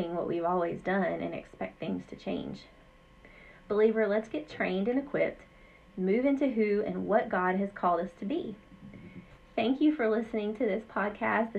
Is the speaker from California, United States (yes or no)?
no; Southwest Louisiana, United States; moved away as an adult; also born or lived in Central Texas; now in Maine, United States; I grew up in Southwest Louisiana